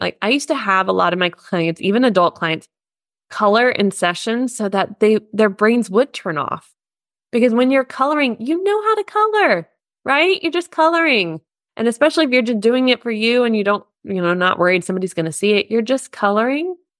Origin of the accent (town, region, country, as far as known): United States; now in Germany